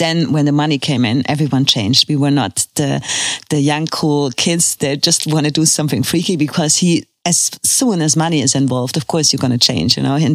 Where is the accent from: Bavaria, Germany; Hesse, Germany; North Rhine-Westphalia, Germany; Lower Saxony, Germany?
North Rhine-Westphalia, Germany; Cologne; English is a second language; And I came from Cologne and there was everything organized, you know